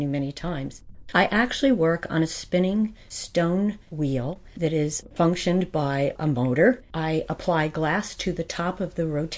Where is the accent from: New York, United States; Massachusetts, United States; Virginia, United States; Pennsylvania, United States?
Pennsylvania, United States; White Mills; I grew up in White Mills